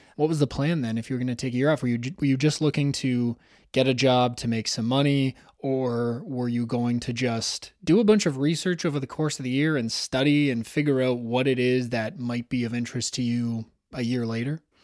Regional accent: Toronto, Ontario, Canada; Toronto, Ontario, which is, of course, my hometown.

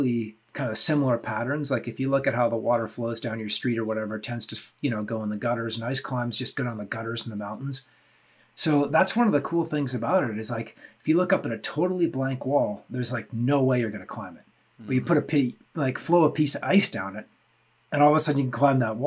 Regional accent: Canada; I'm from Canada. And we don't have any sun for like 9 months of the year

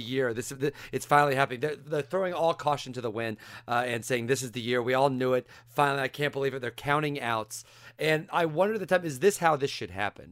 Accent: Central Illinois, United States; I grew up in Central Illinois

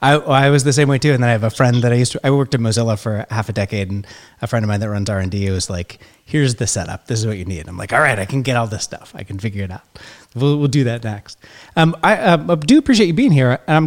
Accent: Oregon, United States; now in California, United States; I grew up in Oregon

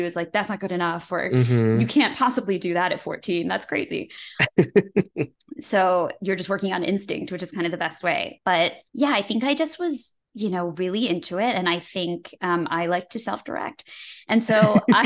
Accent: West Bloomfield, Michigan, United States; I grew up in West Bloomfield, Michigan

